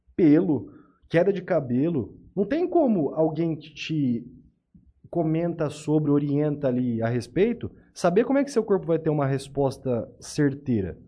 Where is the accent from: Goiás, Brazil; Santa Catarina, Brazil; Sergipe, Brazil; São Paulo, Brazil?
São Paulo, Brazil; Tupã; eu sou de Tupã